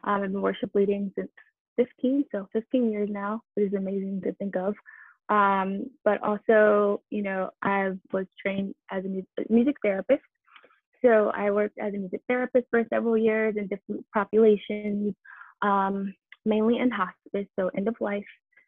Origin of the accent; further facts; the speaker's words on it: Detroit, Michigan, United States; born there; also born or lived in Miami / New Jersey / Boston / Atlanta; now in Nashville, United States; But before that, I actually lived in Miami, New Jersey, Boston, Atlanta, and I was born in Detroit, Michigan.